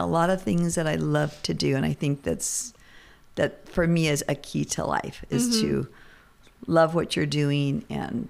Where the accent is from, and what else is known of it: Southern California, United States; born or raised there; also born or lived in Oklahoma